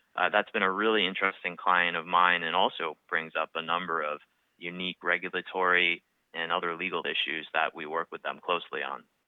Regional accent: outside of Boston, Massachusetts, United States; also born or lived in Vail, Colorado; I grew up outside of Boston, so it's also my hometown

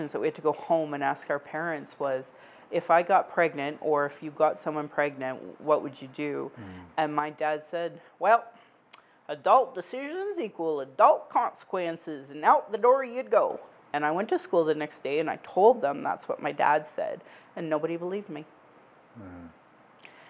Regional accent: Alberta, Canada; growing up in Alberta

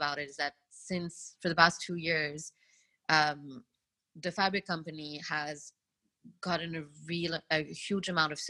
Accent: Mauritius; moved away as an adult; now in India; So as an island girl growing up in Mauritius

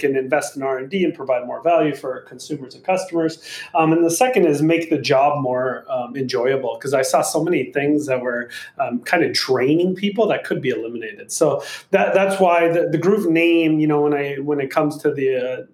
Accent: Minnesota, United States; moved away as an adult; now in California, United States; I grew up in Minnesota in literally farmland. Like my town had 300 people.

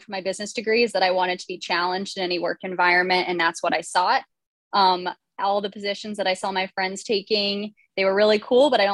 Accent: Boulder, Colorado, United States; I am originally from Boulder, Colorado, and that's kind of where I grew up and was raised.

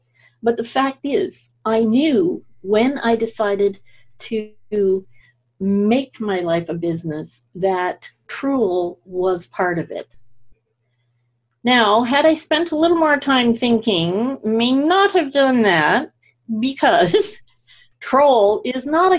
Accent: Scotland, United Kingdom; now in Canada; So I'm also Scottish, and we tend to name our homes. My family back in Scotland, a lot of them live in homes that don't really have addresses.

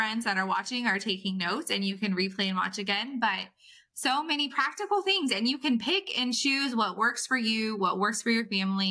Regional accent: California, United States; I'm from California

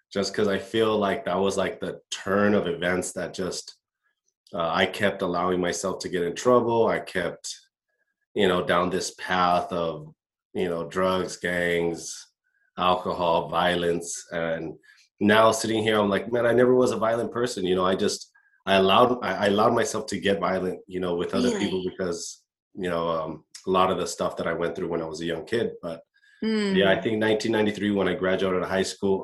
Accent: Costa Mesa, California, United States; him and my mom met in Newport Beach, had me, bought a house in Costa Mesa

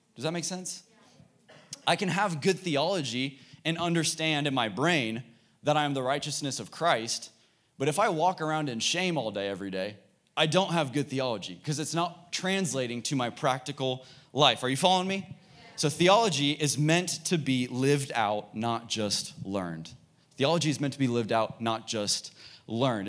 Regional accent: Dallas, Texas, United States; I grew up in Dallas

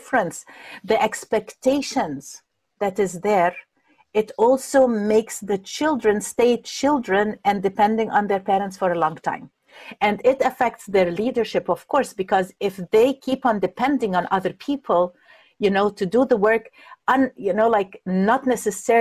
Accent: Egypt; moved away; I'm coming from Egypt

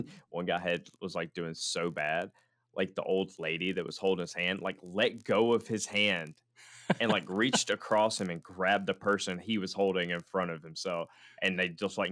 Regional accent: United States; as an American guy who wasn't trained in these rhythms and these dances that they're doing

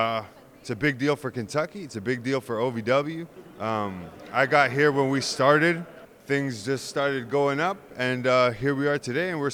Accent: Toronto, Ontario, Canada; moved away; Originally, I am from the greatest country on the planet, Toronto, Ontario, Canada.

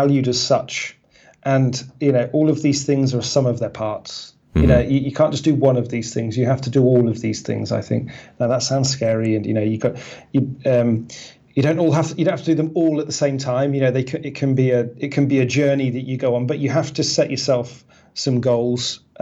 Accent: England, United Kingdom; we're English

